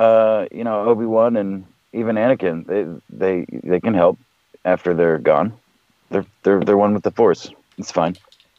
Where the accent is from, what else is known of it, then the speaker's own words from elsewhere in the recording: South Texas, United States; moved away as an adult; now in Michigan, United States; I'm from a warmer climate. I was born and raised in South Texas. I didn't see fucking snow till I was like 17 years old.